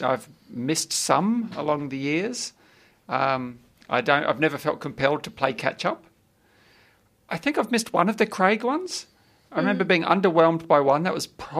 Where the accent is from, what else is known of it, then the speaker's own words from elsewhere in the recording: New Zealand; now in Melbourne, Australia; as a Kiwi